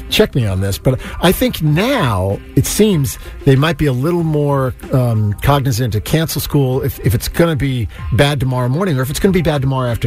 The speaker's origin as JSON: {"language": "English", "town": "Natick", "region": "Massachusetts", "country": "United States", "tie": "born or raised there", "said": "I grew up in Natick"}